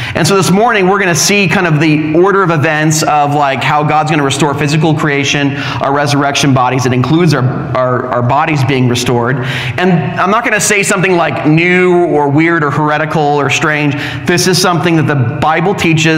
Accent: Orange County, California, United States; moved away; I'm from Orange County

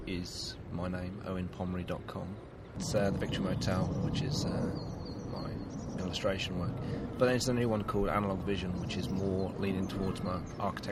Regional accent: Shropshire, West Midlands, United Kingdom; moved away as an adult; also born or lived in West London / South London; now in London, United Kingdom; I'm not originally from South London. I suppose I lived in London for about 8 years, I suppose. So not born and bred. I came from up country, up in Shropshire

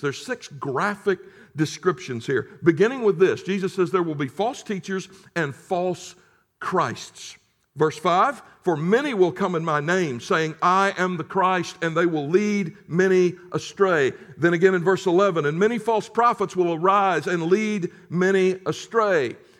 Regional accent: United States; as an American who had until that moment enjoyed the relative security and the sort of bubble that I had grown up

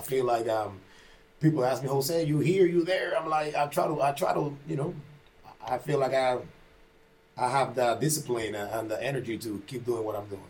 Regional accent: Panama; moved away as an adult; I came from Panama when I was 18 years old. Mm-hmm. You know, I, I, grew up in Panama

